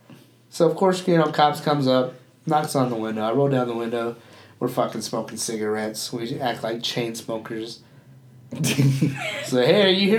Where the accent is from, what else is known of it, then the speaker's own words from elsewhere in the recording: Boston, Massachusetts, United States; I fucking park it because I'm from Boston.